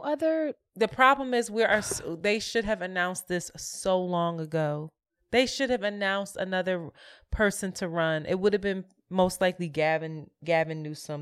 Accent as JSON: {"language": "English", "town": "Philadelphia", "region": "Pennsylvania", "country": "United States", "also_born_or_lived": "New York City", "moved": "as an adult", "lives_now": "Brooklyn, United States", "said": "We are from Philadelphia and we rep Philly hard"}